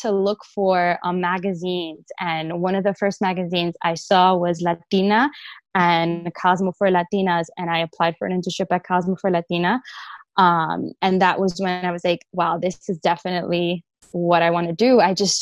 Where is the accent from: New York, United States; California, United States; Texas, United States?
New York, United States; New York City; I grew up in the Bronx, New York